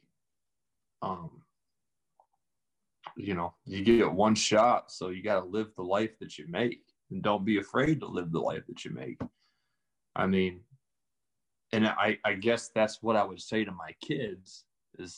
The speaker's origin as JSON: {"language": "English", "town": "Lewis Run", "region": "Pennsylvania", "country": "United States", "tie": "born or raised there", "also_born_or_lived": "Maryland", "moved": "as an adult", "lives_now": "Austin, United States", "said": "I was raised in Lewis Run from the time I was about 2 years old until, you know, I was 20 years old"}